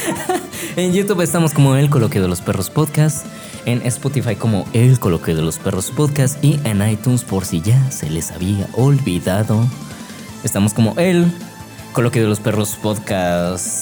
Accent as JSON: {"language": "Spanish", "country": "Mexico", "said": "soy mexicano"}